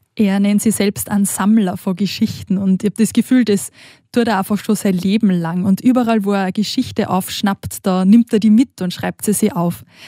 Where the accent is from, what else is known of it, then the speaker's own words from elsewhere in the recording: Austria; moved away as an adult; now in Switzerland; ich bin aus Österreich und ich war jetzt über Ostern auch nach Hause gefahren zu meiner Familie